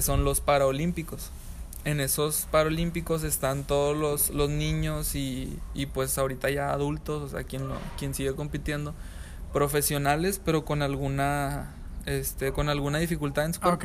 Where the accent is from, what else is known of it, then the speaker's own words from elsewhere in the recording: San Pedro Garza García, Nuevo León, Mexico; Yo soy de San Pedro.